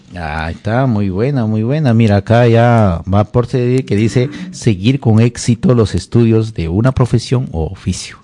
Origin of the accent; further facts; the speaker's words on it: Jumbilla, Amazonas, Peru; moved away; also born or lived in Lima; de mi tierra Jumbilla, Bongará, de mi tierra Jumbilla, hermosa